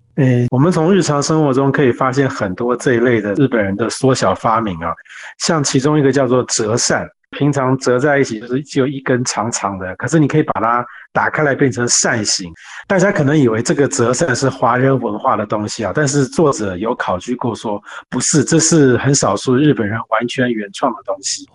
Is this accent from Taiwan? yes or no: yes; Taiwan; 我们是自己身为台湾人